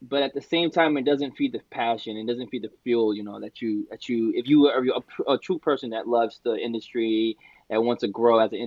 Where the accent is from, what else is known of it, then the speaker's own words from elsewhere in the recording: New York, United States; My background is Dominican, but I was born in New York